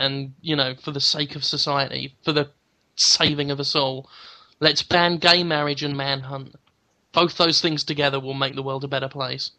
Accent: England, United Kingdom; Yeah, but I'm English.

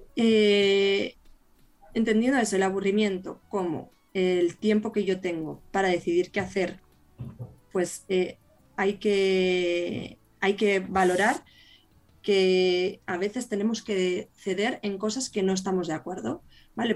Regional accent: Burgos, Castile and León, Spain; yo que soy de Burgos

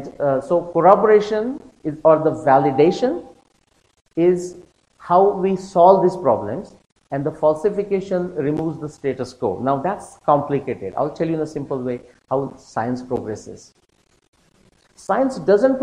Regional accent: India; me being an Indian

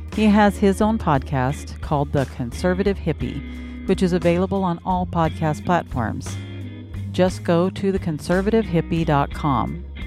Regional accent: Washington, United States; moved away as an adult; also born or lived in Phoenix, Arizona; I was from Washington

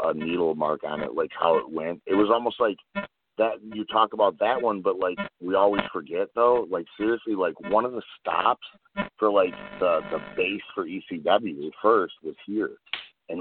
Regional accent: Detroit, Michigan, United States; I'm from Detroit

